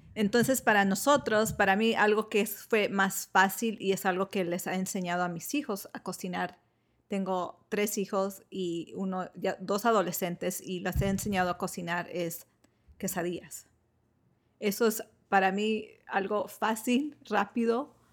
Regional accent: Michoacán, Mexico; born or raised there

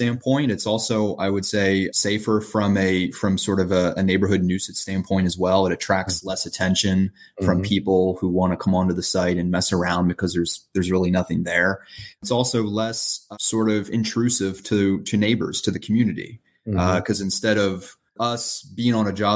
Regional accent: Pennsylvania, United States; now in California, United States; I live in California. Our team is in Pennsylvania. And I'm from Pennsylvania

